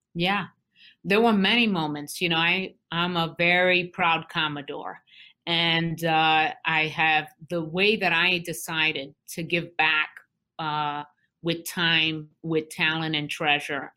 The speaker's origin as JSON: {"language": "English", "town": "New York City", "region": "New York", "country": "United States", "tie": "born or raised there", "also_born_or_lived": "Vermont / Newark, New Jersey", "moved": "as an adult", "said": "I, born and raised in Brooklyn, New York"}